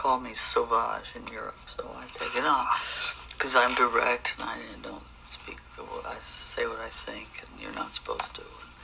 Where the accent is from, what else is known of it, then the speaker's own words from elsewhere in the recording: United States; now in France; I'm an American gestural painter